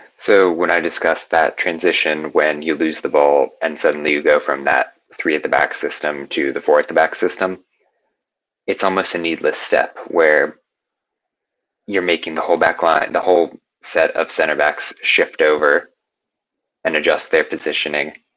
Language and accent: English; Indianapolis, Indiana, United States; moved away as an adult; also born or lived in New York; now in Arizona, United States; Indianapolis native, born and raised there, lived there until I was 18, at which point hopped on over to New York